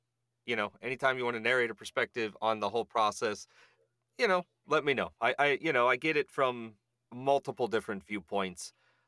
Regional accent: Cincinnati, Ohio, United States; now in Texas, United States; So, I'm from Cincinnati. I live in Texas now, but I'm from Cincinnati

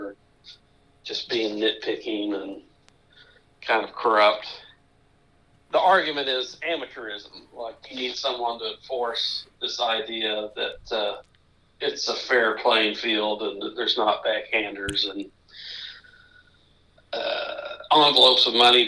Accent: Memphis, Tennessee, United States; Memphis State University, my hometown team

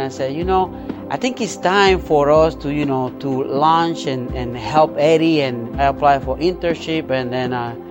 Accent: Yauco, Puerto Rico; moved away; I'm from Puerto Rico, town called Yauco, Puerto Rico

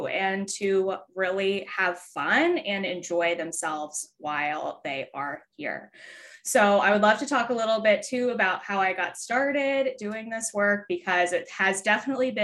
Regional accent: Philadelphia, Pennsylvania, United States; I am from Philadelphia, Pennsylvania.

